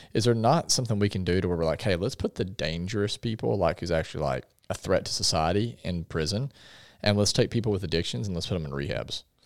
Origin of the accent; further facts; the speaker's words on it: Paragould, Arkansas, United States; I grew up in Paragould